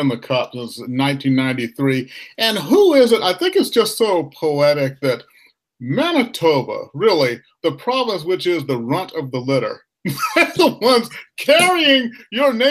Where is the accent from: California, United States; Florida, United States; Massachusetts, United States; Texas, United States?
California, United States; Southern; I was born and raised in Southern Cal